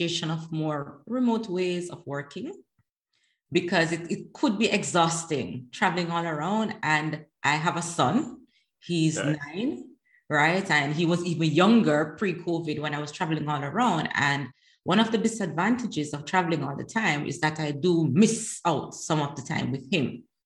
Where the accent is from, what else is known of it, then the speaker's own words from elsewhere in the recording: Jamaica; moved away as an adult; also born or lived in Netherlands; now in The Hague, Netherlands; So I am Jamaican, right? Living in the Netherlands. So I'm Jamaican, naturalized Dutch citizen